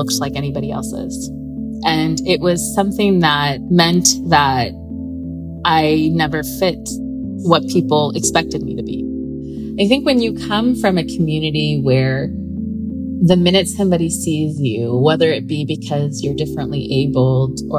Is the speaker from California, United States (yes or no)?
yes; Southern California, United States; I grew up in Southern California my whole life.